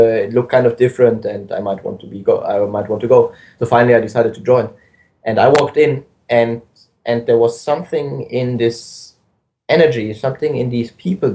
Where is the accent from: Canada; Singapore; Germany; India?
Germany; I grew up in Germany. I went to school in Germany